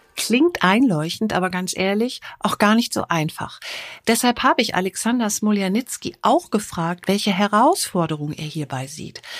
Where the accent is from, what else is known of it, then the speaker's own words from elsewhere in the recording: Düsseldorf, North Rhine-Westphalia, Germany; als Düsseldorferin